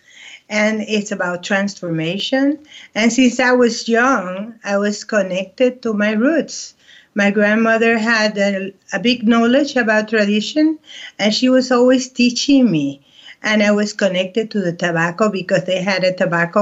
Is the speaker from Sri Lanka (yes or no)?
no; Puerto Rico; now in Costa Rica; I'm from the little tiny island of the Caribbean called Borinquen. That's the real name of Puerto Rico